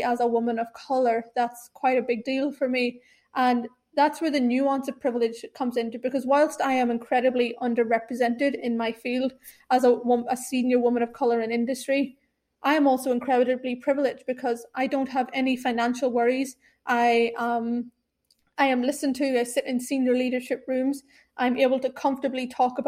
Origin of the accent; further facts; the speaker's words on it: Ireland; moved away as an adult; also born or lived in Sri Lanka; now in London, United Kingdom; I've been raised in Ireland my entire life. I now live in London